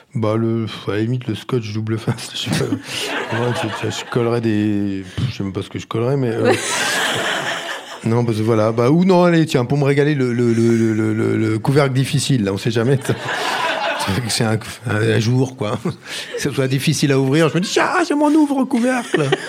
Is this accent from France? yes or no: yes; Brittany, France; Je suis breton